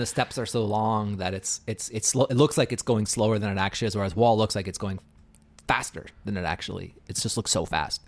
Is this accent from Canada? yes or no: yes; Canada; I'm Canadian